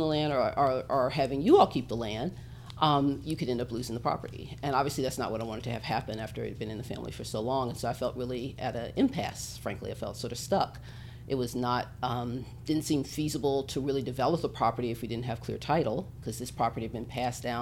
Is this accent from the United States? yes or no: yes; Little Rock, Arkansas, United States; also born or lived in Atlanta; I grew up here in Little Rock